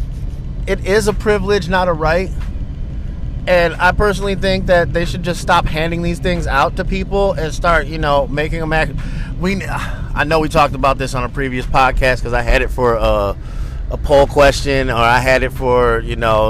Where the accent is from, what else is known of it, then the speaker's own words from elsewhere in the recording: East Coast, United States; now in West Coast, United States; I come from the East Coast